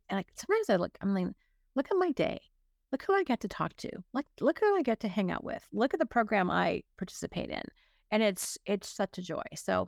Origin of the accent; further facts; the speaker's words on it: Hanover, Ontario, Canada; also born or lived in Burlington / Toronto; Technically, I was born in Burlington, but 6 months old, I moved to Hanover. So I actually was a small town kid. And then my dad, my mom got restless.